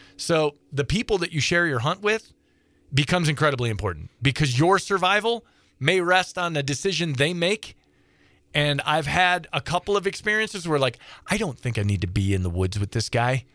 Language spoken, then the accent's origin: English; Midwest, United States; now in Montana, United States; I grew up in the Midwest